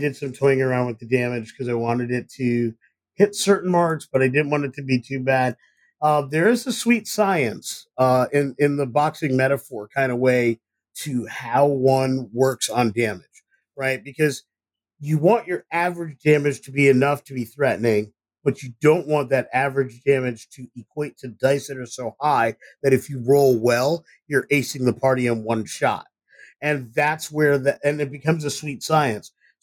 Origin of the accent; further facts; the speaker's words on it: Ithaca, New York, United States; I'm from Ithaca, New York